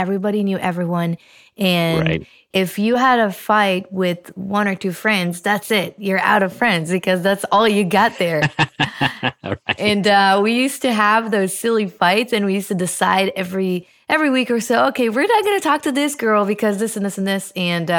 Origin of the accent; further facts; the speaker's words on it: Israel; Yeah, that's right. I was born in Israel. Actually, I came from a very, very small, I wouldn't call it a village, but it was a very, very small place on top of a mountain.